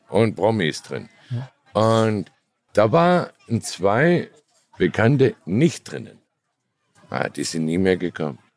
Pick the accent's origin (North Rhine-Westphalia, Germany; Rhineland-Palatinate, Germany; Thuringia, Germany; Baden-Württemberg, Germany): Baden-Württemberg, Germany; Ich habe nie genug Geld. Ich bin Schwabe.